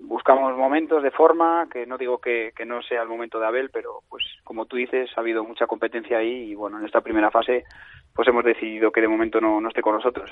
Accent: Castile and León, Spain; soy el seleccionador de Castilla y León y soy de Castilla y León

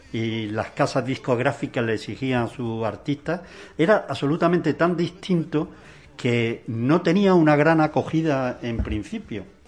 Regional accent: Granada, Andalusia, Spain; soy granaíno por los cuatro costados y amo mi tierra hasta la saciedad

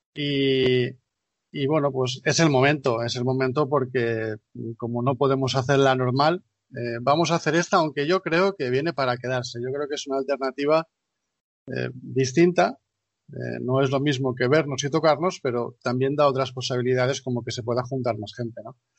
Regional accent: Valencian Community, Spain; yo, en mi caso como valenciano

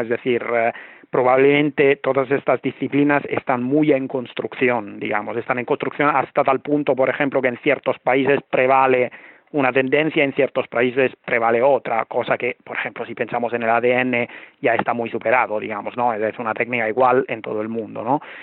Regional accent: Italy; moved away as an adult; now in Barcelona, Spain; yo soy italiano, llevo un tiempo viviendo en Barcelona

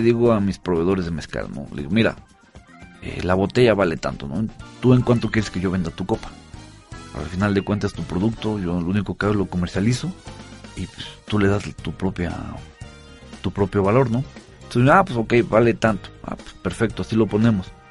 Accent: Oaxaca, Mexico; also born or lived in San Sebastián, Spain; los oaxaqueños siempre, yo siempre he dicho que somos muy a todo dar

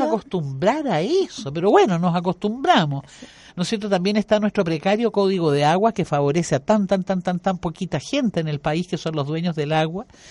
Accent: Chile; como chilena

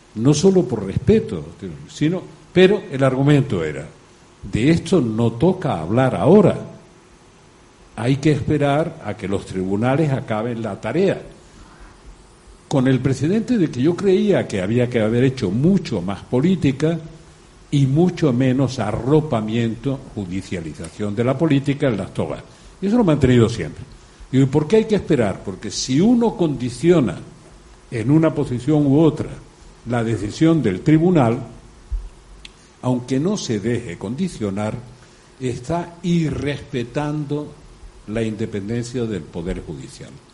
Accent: the South, southern Spain, Spain; also born or lived in Extremadura; las raíces de mi tierra

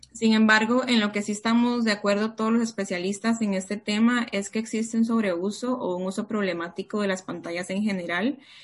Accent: Costa Rica; moved away as an adult; also born or lived in Peru; now in Barcelona, Spain; yo nací en Perú, pero he crecido toda mi vida en Costa Rica

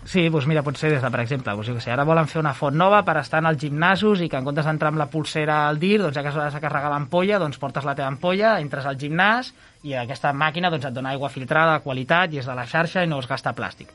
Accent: Llívia, Catalonia, Spain; la gent de Llívia del meu poble

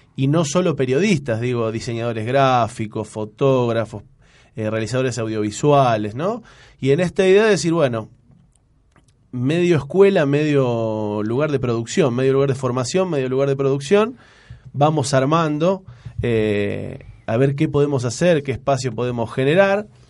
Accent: San Lorenzo, Santa Fe, Argentina; moved away as an adult; now in Rosario, Argentina; Yo soy de San Lorenzo

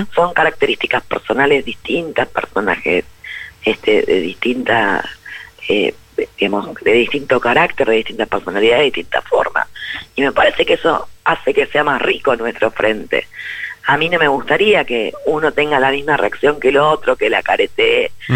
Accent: Buenos Aires Province, Argentina; Buenos Aires como bonaerense

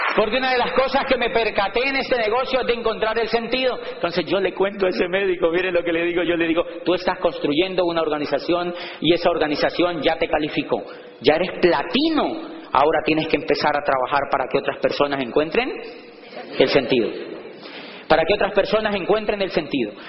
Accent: Colombia; moved away; allá le llamamos bus

